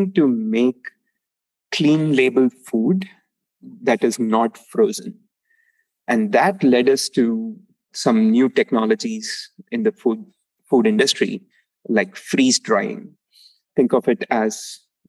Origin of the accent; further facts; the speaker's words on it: Palani, Tamil Nadu, India; moved away; I grew up in a small town called Palani in Tamil Nadu, which is south of India